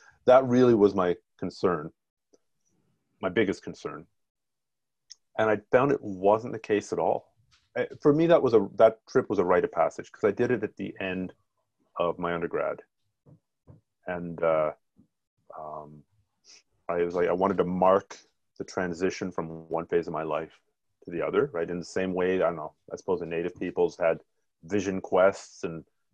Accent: Ontario, Canada; I grew up in Ontario

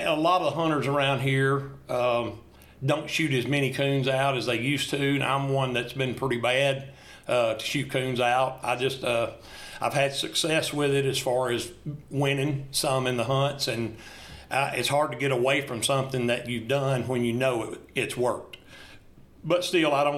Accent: Bath Springs, Tennessee, United States; I'm from Bath Springs, Tennessee. I've been here my entire life

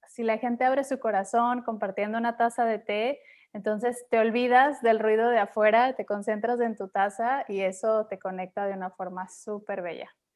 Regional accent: Mexico; Y regresé a México

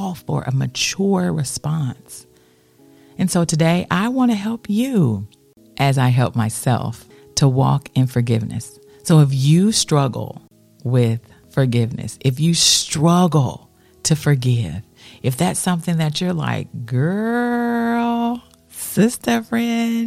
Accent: United States; as an American

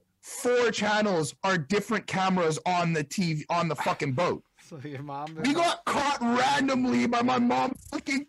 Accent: Montreal, Quebec, Canada; we're basically all from Montreal

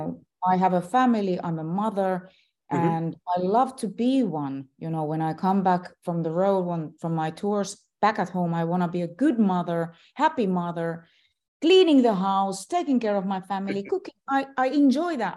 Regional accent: Finland; I am still a celebrity in my home country

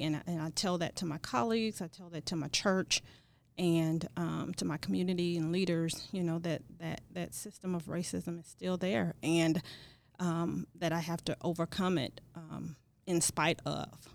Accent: East St. Louis, Illinois, United States; also born or lived in Kansas; I, uh, was born and raised in East Saint Louis and received my education from East Saint Louis School District

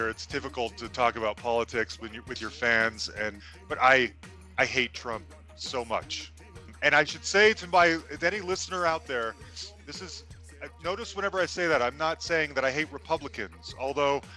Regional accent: United States; As an American

